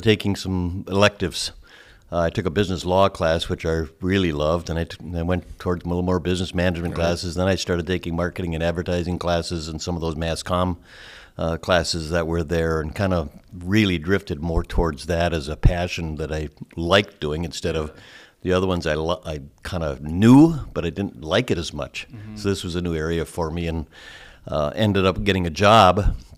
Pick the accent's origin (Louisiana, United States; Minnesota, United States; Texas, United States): Minnesota, United States; Thief River Falls; I'm from Thief River Falls, Minnesota, not far away. Grew up there and went to school at UND for a while, and then Bemidji State, and took a job in Thief River at a small ad agency.